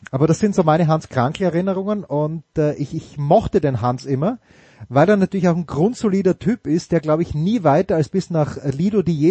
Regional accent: Wolfsberg, Carinthia, Austria; ASK Pumpenbauer Volzberg, wo ich herkomme, ein Testspiel gemacht 6 zu 0 gewonnen

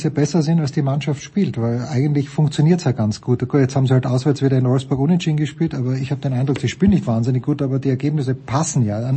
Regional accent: Austria; muss ich mir ein bisschen Sorgen machen als Österreicher vor der, vor der EM.

